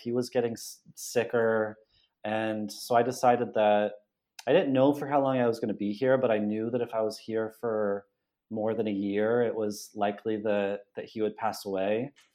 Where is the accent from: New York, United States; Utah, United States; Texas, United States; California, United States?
California, United States; Los Banos; moved away as an adult; now in Buenos Aires, Argentina; I'm from California. I grew up in the Central Valley in the San Joaquin Valley